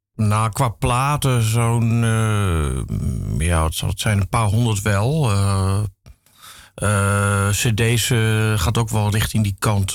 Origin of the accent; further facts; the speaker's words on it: Amsterdam, North Holland, Netherlands; ik ben eigenlijk in West geboren, West-Zuid